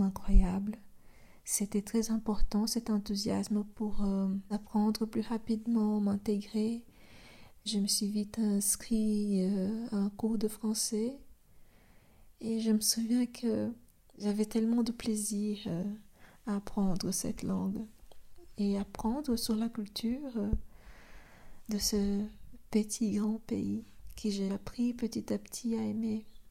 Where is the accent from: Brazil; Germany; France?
Brazil; French is a second language; moved away as an adult; now in Belgium; je suis brésilienne